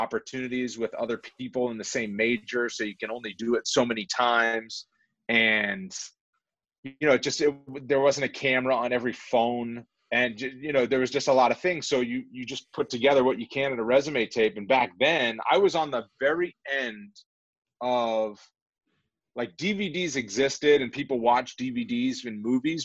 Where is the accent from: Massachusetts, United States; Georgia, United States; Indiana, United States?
Massachusetts, United States; moved away as an adult; also born or lived in Wyoming; I'm a kid from Massachusetts